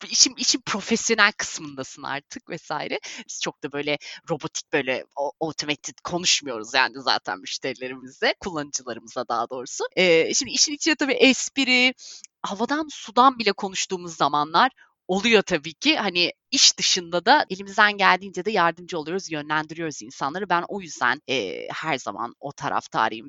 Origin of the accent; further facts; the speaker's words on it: Bodrum, Muğla, Turkey; moved away as an adult; also born or lived in England; now in London, United Kingdom; 1989 İngiltere doğumluyum lakin sadece doğumdan ibaret. Ee, doğumdan sonra 89 senesinden beri 30 yıl boyunca Bodrum'da yaşadım. Bodrum'da büyüdüm